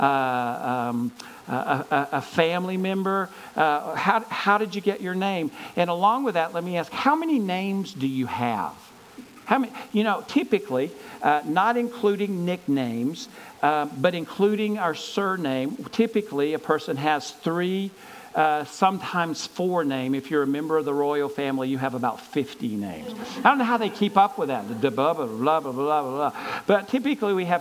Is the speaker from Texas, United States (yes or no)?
no; Gaffney, South Carolina, United States; my hometown of Gaffney, South Carolina